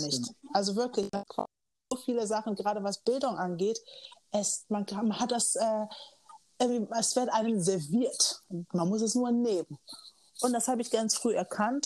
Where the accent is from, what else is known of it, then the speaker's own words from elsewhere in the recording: Kiel, Schleswig-Holstein, Germany; moved away as an adult; also born or lived in Los Angeles; now in Hamburg, Germany; ich bin in Kiel aufgewachsen